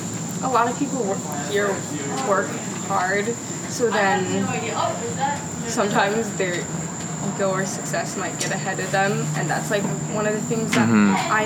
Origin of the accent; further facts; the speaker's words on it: Canada; I don't know if it's because I came from Canada, but I've always just been the kind of person to just be like, hey, like, how are you?